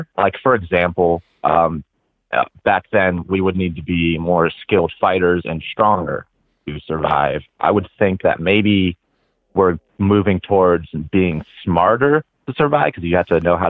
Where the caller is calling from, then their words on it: Hagerstown, Maryland, United States; I'm calling from Hagerstown, Maryland.